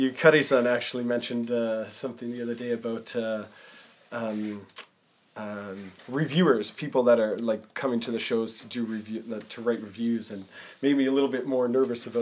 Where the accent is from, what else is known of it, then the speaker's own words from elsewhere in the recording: Winnipeg, Manitoba, Canada; moved away; I'm actually from Winnipeg, Manitoba in Canada